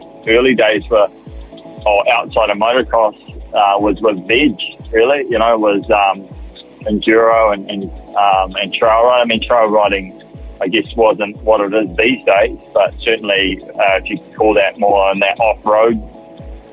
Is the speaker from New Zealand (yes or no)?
yes; New Zealand; I put myself in that category as a Kiwi rider